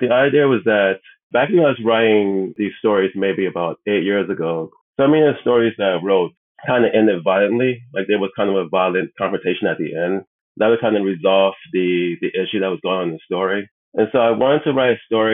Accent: New Orleans, Louisiana, United States; moved away as an adult; also born or lived in Atlanta / New York; now in South Korea; I'm originally from New Orleans

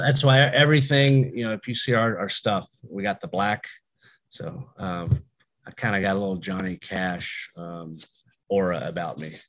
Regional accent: United States; my hometown of Woodford County.

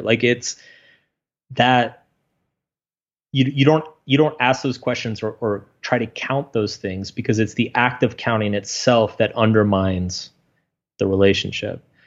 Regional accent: Texas, United States; I grew up in Texas

